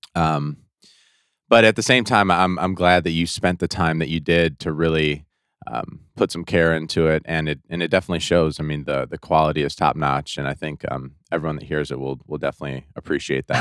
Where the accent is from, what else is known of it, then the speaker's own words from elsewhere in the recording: Detroit, Michigan, United States; I'm from Detroit, Michigan, uh, right outside Detroit